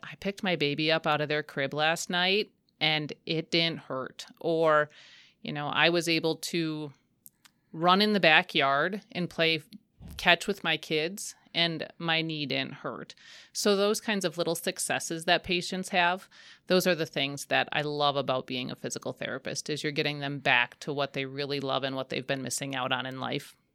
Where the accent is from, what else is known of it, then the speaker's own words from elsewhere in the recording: Waupaca, Wisconsin, United States; I grew up in the Wopaca area.